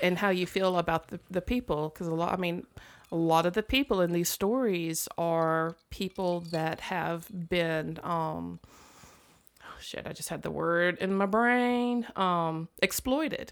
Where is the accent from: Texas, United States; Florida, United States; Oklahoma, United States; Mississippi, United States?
Mississippi, United States; I'm from Mississippi